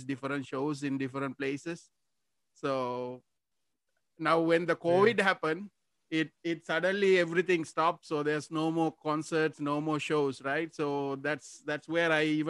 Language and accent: English; Sri Lanka; moved away; I'm actually originally from Sri Lanka